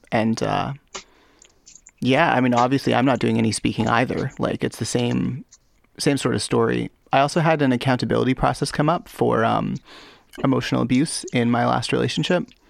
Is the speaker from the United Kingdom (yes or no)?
no; Canada; I'm Canadian.